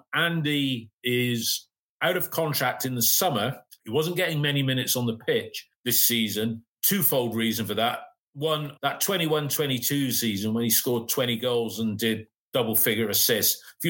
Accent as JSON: {"language": "English", "region": "South West England", "country": "United Kingdom", "said": "We're up from Somerset."}